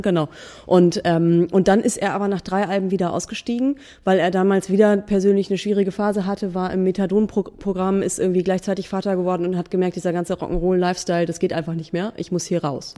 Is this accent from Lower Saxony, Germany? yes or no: yes; Buxtehude, Lower Saxony, Germany; in Buxtehude, in meiner Heimatstadt